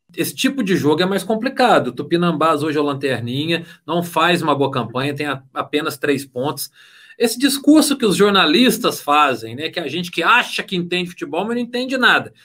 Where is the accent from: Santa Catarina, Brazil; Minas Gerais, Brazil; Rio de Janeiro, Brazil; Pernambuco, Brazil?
Minas Gerais, Brazil; eu sou de Minas de uma maneira geral